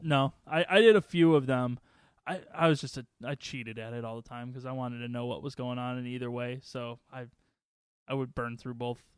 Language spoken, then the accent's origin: English; Waukegan, Illinois, United States; when I was growing up in Waukegan